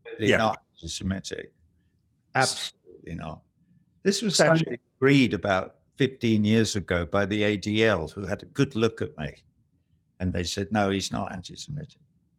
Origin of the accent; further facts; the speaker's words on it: Cambridge, East of England, United Kingdom; I didn't go to Cambridge University, but I'm a townie. I was brought up in Cambridge. So I feel a certain kind of, you know, affinity for the town.